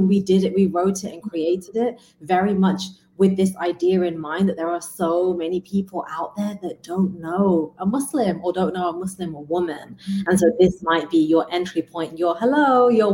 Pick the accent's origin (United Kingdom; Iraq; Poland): United Kingdom; England; I was growing up in England